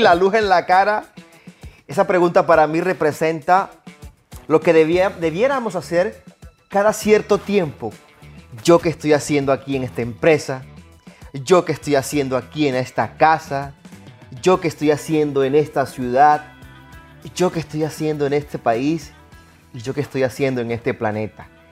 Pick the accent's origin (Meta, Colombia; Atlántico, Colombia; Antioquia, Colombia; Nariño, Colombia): Atlántico, Colombia; Barranquilla; Reciban un abrazo así barranquillero, como dicen en mi pueblo